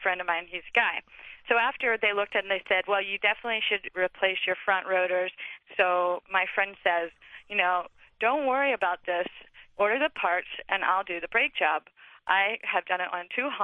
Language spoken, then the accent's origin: English; Atlanta, Georgia, United States; now in Santa Barbara, United States; I'm really from Atlanta, Georgia.